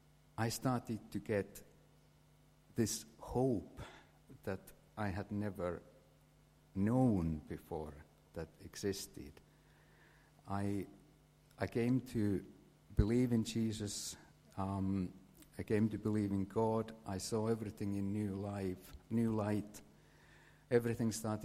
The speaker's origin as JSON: {"language": "English", "country": "Finland", "tie": "born or raised there", "second_language": "English", "moved": "as an adult", "said": "I grew up in Finland, had a normal childhood, normal teenage years"}